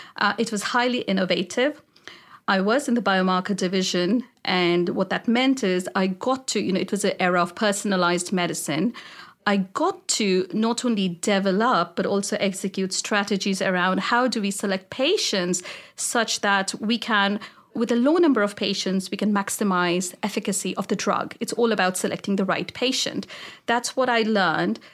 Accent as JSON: {"language": "English", "country": "India", "tie": "born or raised there", "moved": "as an adult", "lives_now": "United States", "said": "I grew up in India"}